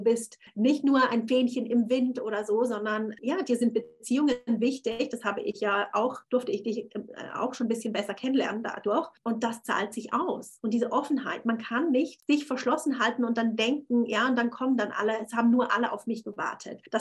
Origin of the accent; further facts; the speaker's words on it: Thurgau, Switzerland; moved away as an adult; also born or lived in Zürich; now in London, United Kingdom; also ich war sieben Jahre, weil ich, lebte ich in Zürich. Ich bin ursprünglich aus dem Thurgau und habe mich dann entschieden, nach London zu gehen.